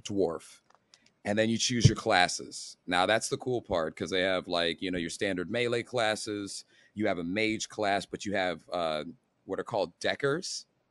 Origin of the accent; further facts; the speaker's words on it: United States; I'm an American